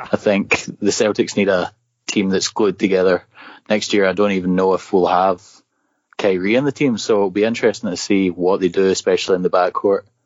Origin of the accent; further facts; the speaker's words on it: Scotland, United Kingdom; moved away as an adult; now in State College, United States; I'm actually from Scotland